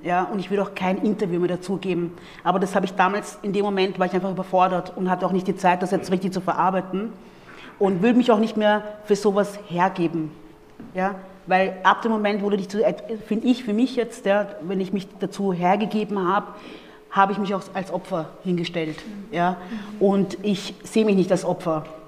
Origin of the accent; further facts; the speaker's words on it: Vienna, Austria; accent: Viennese; also born or lived in Democratic Republic of the Congo; ich bin ja hier in Wien groß geworden, ursprünglich aus der Demokratischen Republik Kongo geboren und äh, dann mit circa vier Jahren nach Wien gekommen